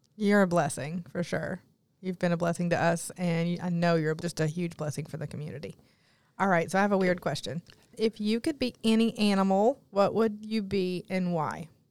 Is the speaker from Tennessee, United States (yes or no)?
yes; Newport, Tennessee, United States; I grew up in Newport, Tennessee, and all of my cousins were within walking distance of my grandmother's house